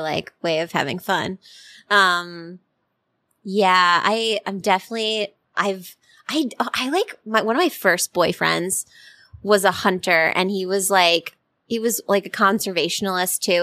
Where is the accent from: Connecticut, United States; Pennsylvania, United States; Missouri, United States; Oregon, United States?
Connecticut, United States; I'm from Connecticut.